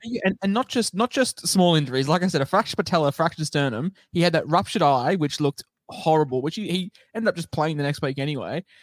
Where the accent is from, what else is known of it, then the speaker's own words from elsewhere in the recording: Queensland, Australia; I'm a Queenslander